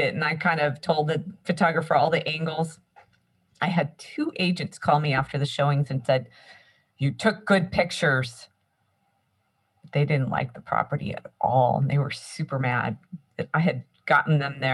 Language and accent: English; Santa Cruz area, California, United States; I grew up here in my area. This is where I'm from